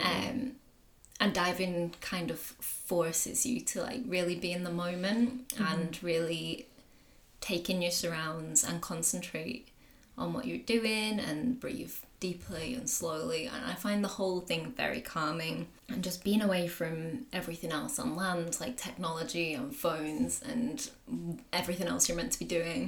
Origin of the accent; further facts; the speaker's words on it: the Pennines, North West England, United Kingdom; also born or lived in Indonesia; I grew up in the Pennines in the northwest of England.